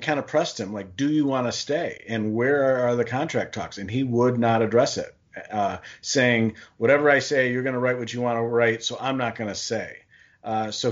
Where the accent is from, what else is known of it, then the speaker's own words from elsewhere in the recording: Ann Arbor, Michigan, United States; as a Ann Arbor Public School graduate and resident and father of two Ann Arbor Pioneer students, fourth generation at least